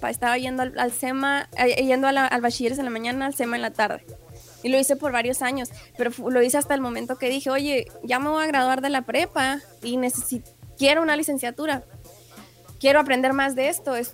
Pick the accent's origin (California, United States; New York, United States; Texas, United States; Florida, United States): Texas, United States; El Paso; born there; yo nací en, yo nací en El Paso